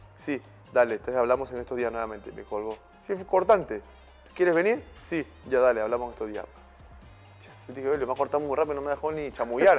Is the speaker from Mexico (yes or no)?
no; Peru; somos peruanos